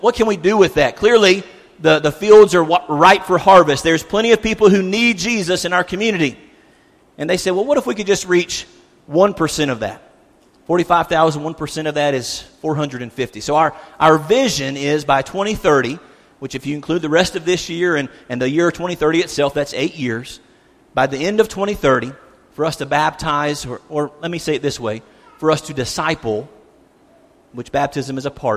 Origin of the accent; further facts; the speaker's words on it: South Carolina, United States; now in Cookeville, United States; I'm from South Carolina.